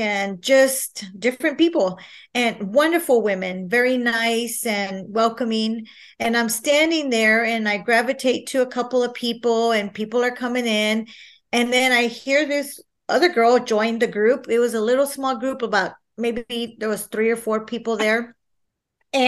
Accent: San Marcos, Texas, United States; I am born and raised in San Marcos, Texas

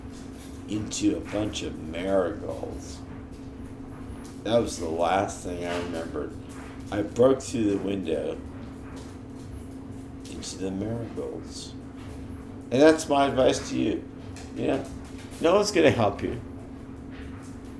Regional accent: the Bay Area, California, United States; I'm from California. I'm from the Bay Area

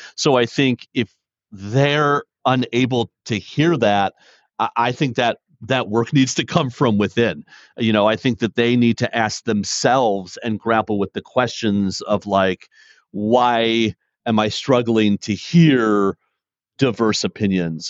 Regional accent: Detroit, Michigan, United States; born and raised in Detroit

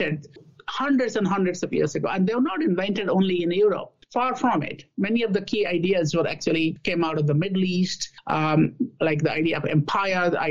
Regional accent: India; also born or lived in Australia / Canada / Singapore / United Kingdom; now in United States; I was born in India

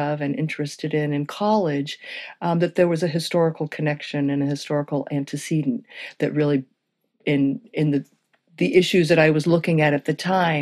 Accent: Syracuse, New York, United States; I grew up in Syracuse, New York, in a predominantly Irish Catholic neighborhood

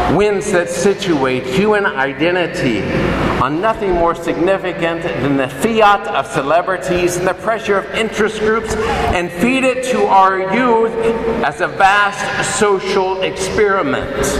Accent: Hugoton, Kansas, United States; grew up on a farm outside of a small town called Hugoton, only about 3,500 people

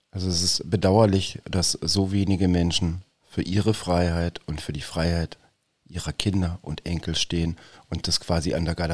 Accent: Bavaria, Germany; now in Berlin, Germany; ich komme aus Bayern, Servus.

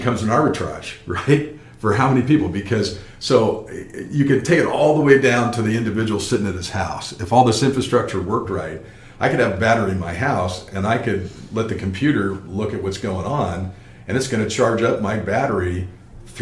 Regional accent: California, United States; I grew up in California

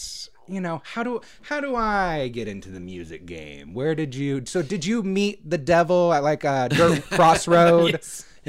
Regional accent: Redmond, Oregon, United States; I grew up in Redmond, Oregon

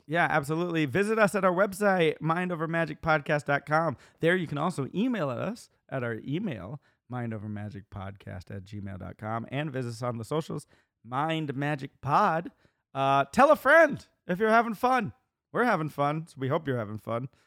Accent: New York, United States; I was from New York

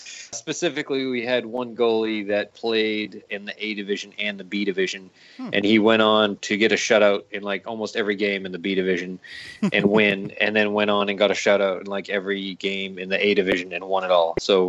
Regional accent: Raleigh, North Carolina, United States; Sorry, I assume everybody knows everything, but we're originally from Raleigh.

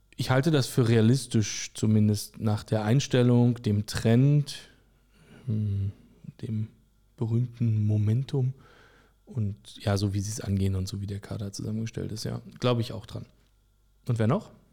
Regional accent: Berlin, Germany; Autor aus Berlin. Geboren am Stadtrand

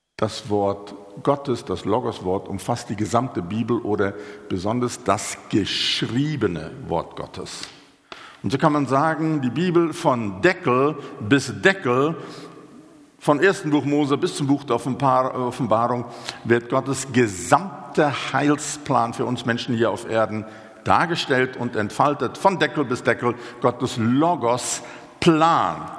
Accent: South Africa; moved away as an adult; also born or lived in Switzerland; now in Germany; Ich bin gebürtiger Südafrikaner. Ich lebe jetzt seit etwas mehr als einem Jahrzehnt in Deutschland

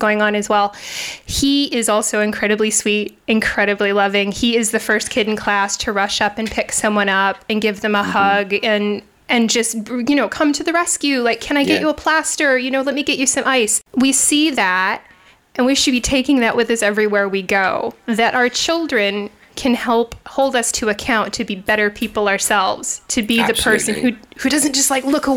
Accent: United States; now in United Kingdom; I am American

